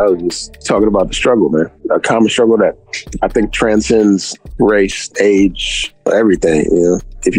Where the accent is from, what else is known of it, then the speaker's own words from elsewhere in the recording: San Diego, California, United States; I'm from San Diego, California, born and raised. Right off of Metal Man, Willie James Jones, 3 blocks from Lincoln High School.